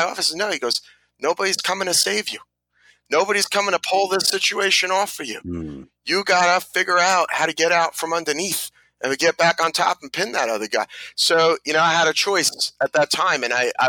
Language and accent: English; New Jersey, United States; also born or lived in Brooklyn, New York; I was born in Brooklyn, like I think almost everybody else in New Jersey, and raised in New Jersey